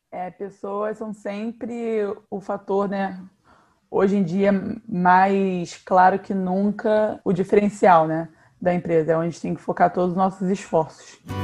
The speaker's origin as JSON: {"language": "Portuguese", "region": "Rio de Janeiro", "country": "Brazil", "said": "também sou do Rio de Janeiro"}